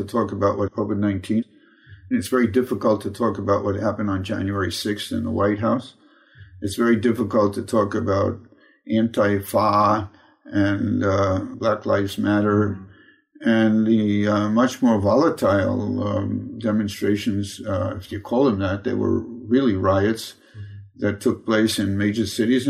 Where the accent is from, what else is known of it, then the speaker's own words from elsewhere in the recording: New York City, New York, United States; I was born in Brooklyn, New York